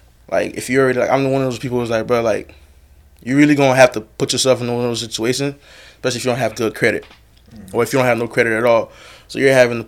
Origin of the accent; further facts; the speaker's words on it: Cap-Haïtien, Nord, Haiti; now in United States; I'm from, like, the second capital of Haiti, so Cape Haitien, Okap